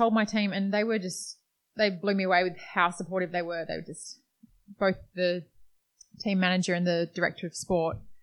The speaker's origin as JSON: {"language": "English", "town": "Perth", "region": "Western Australia", "country": "Australia", "tie": "born or raised there", "said": "we grew up in Perth, Western Australia."}